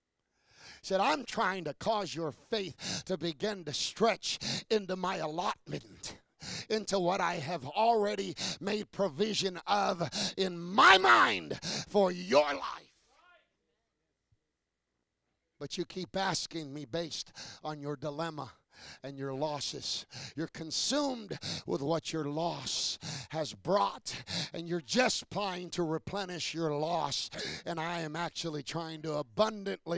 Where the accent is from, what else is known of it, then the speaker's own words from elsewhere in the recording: United States; I'm American